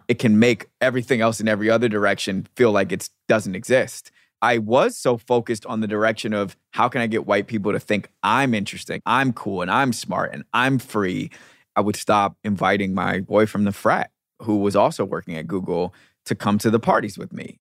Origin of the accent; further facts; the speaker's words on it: United States; also born or lived in London / New York; the American expat